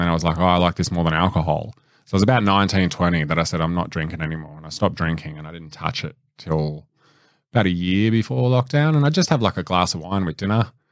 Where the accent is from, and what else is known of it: Blacktown, New South Wales, Australia; born or raised there